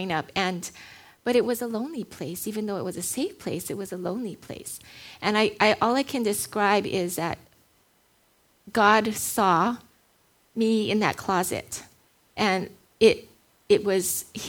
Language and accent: English; Hawaii, United States; I was born and raised in Hawaii, grew up here